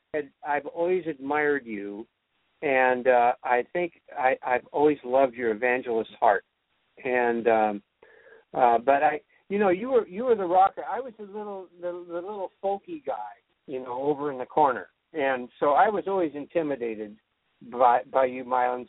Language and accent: English; California, United States; I grew up in California